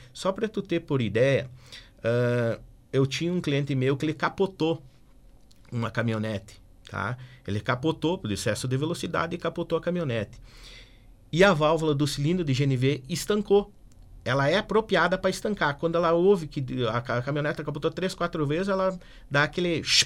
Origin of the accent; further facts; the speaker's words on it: Erechim, Rio Grande do Sul, Brazil; also born or lived in Porto Alegre; now in Passo Fundo, Brazil; Eu sou natural de Erechim.